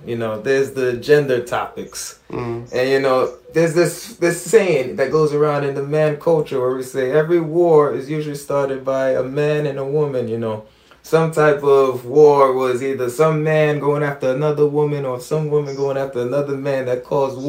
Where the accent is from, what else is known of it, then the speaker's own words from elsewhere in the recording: New York, United States; growing up in New York